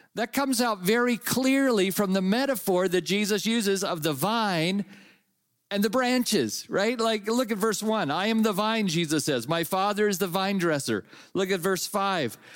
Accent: Napa, California, United States; I grew up in California and I grew up in the Napa Valley

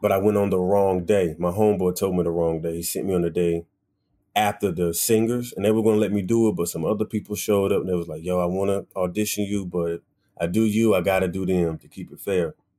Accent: Wilson, North Carolina, United States; now in New York, United States; I definitely grew up um, in Wilson, North Carolina

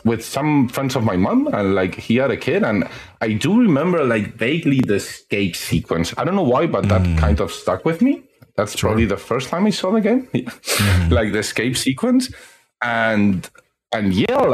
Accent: Spain; I've been in Spain my whole life and I'm 35.

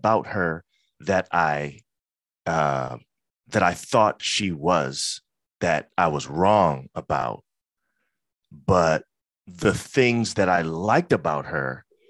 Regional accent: Brooklyn, New York, United States; I'm from Brooklyn. You know what I'm saying? That's very important.

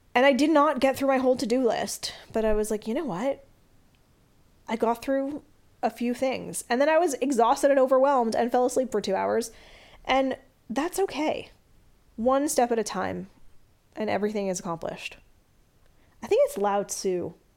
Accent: Canada; I'm Canadian

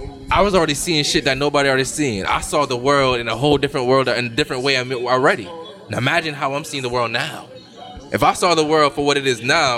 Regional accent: Jamaica; I'm a man where, as a Jamaican man, right.

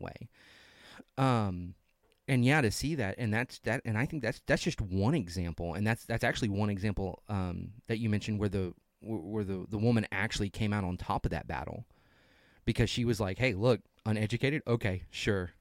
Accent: the South, United States; we're from the South.

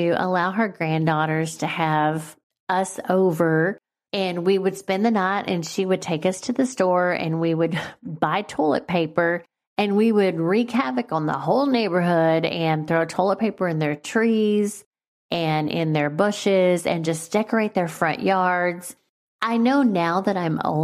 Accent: Valley View, Texas, United States; our house in the little town of Valley View, Texas. Shout out to my hometown.

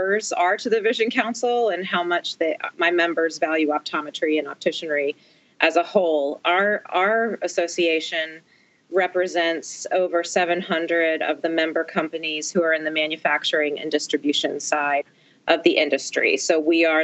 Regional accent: outside of Philadelphia, Pennsylvania, United States; moved away as an adult; also born or lived in Maryland / Washington, D.C.; I grew up outside of Philadelphia

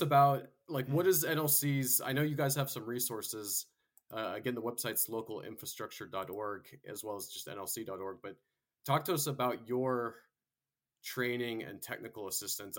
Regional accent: Florida, United States; I went to high school and college there

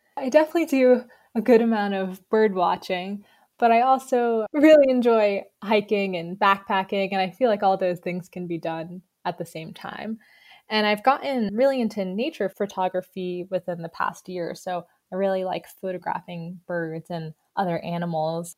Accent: New York, United States; moved away as an adult; also born or lived in Boston / southwest Virginia; now in Virginia, United States; I'm actually originally from New York

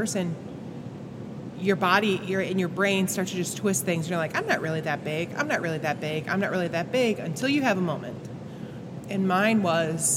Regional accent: a little town outside of Buffalo, New York, United States; I grew up in New York, a little town outside of Buffalo.

